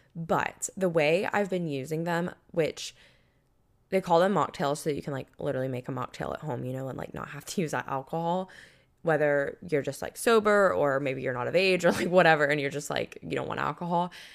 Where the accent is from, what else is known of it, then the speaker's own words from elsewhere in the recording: Panama City Beach, Florida, United States; moved away; a country music festival in my hometown